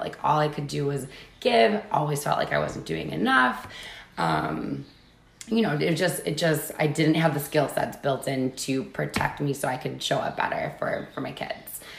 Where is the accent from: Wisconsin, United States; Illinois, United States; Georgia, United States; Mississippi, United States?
Wisconsin, United States; 70 something Irish and the rest German. Pretty basic Wisconsin. You know, you see that a lot in Wisconsin